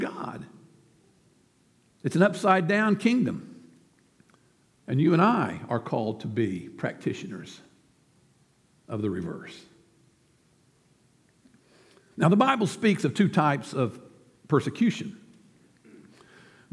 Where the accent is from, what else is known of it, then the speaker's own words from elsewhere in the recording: United States; as an American citizen